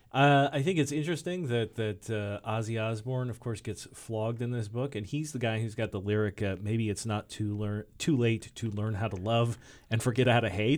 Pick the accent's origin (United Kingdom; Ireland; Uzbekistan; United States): United States; Michigan; I grew up in Michigan